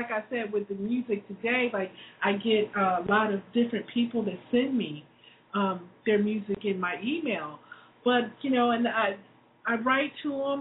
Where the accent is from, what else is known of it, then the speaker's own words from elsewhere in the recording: Newark, New Jersey, United States; moved away; I was born in Newark, New Jersey. I was born in the heart of the ghetto. So I grew up there